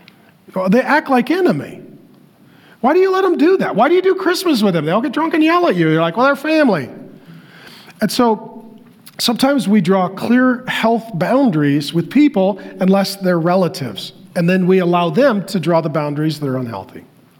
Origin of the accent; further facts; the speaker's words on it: Seattle, Washington, United States; also born or lived in North Dakota; now in Arizona, United States; And so I was born in North Dakota. My dad moved to Seattle for construction. He was a drywaller. So we moved. I moved my family to Arizona.